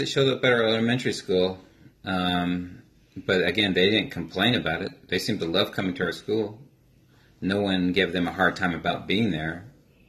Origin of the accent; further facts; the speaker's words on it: Las Vegas, Nevada, United States; also born or lived in St. George, Utah; I was born and raised in Las Vegas